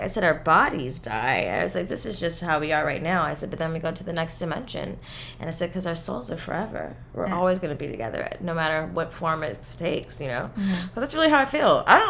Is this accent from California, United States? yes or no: yes; San Fernando Valley, California, United States; accent: valley girl